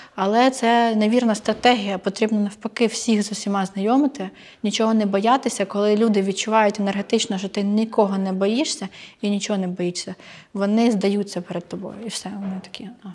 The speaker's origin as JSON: {"language": "Ukrainian", "country": "Ukraine", "said": "для мене, для українки"}